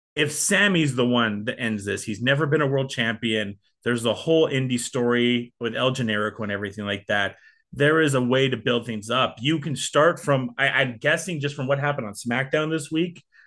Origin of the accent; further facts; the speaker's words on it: England, United Kingdom; now in Canada; Being a Brit, uh, British Canadian